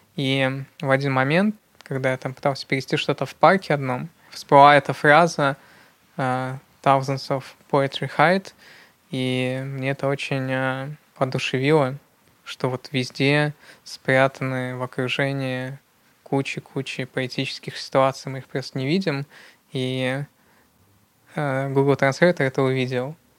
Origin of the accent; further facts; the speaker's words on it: Yekaterinburg, Sverdlovsk Oblast, Russia; я действительно родился в Екатеринбурге, и в Екатеринбурге действительно довольно активная среда